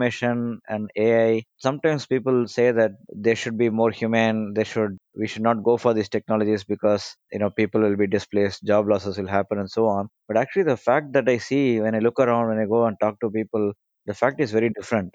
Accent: India; I'm from India

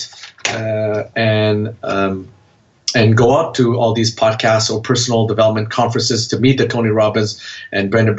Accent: Canada; I'm a Vietnamese origin, born and raised in Canada.

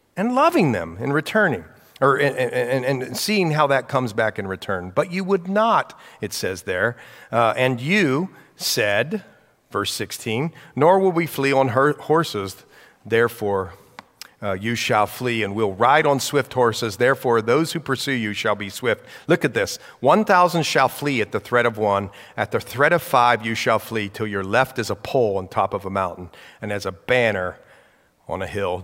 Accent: United States; I'm an American. Praise the Lord, I was born here

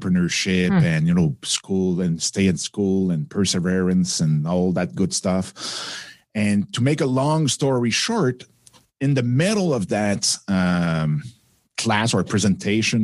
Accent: Quebec, Canada; accent: French; English is a second language; my little French accent

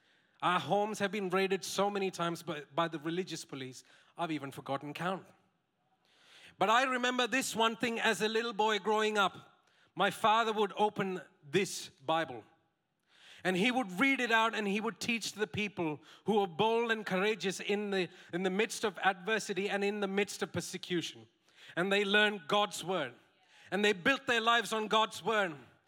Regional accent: Saudi Arabia; For 14 years, I grew up in Saudi Arabia. Those were the 14 formative years of my life. I didn't sign up to be raised in that place, by the way.

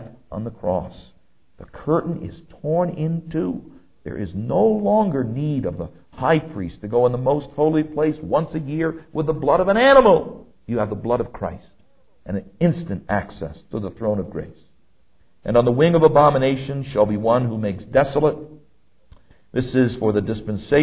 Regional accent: New York, United States; As a New Yorker

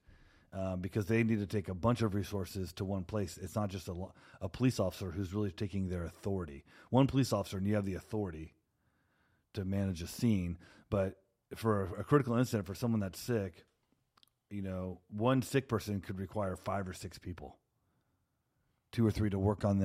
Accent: Houston, Texas, United States; now in Portland, United States; I'm from Houston, Texas

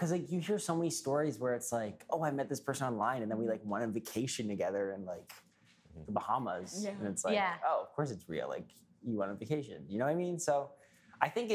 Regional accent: United States; now in Canada; I grew up in the States

